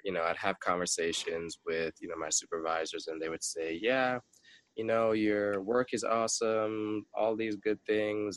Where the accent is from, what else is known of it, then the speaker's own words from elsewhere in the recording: Jamaica; growing up being a Jamaican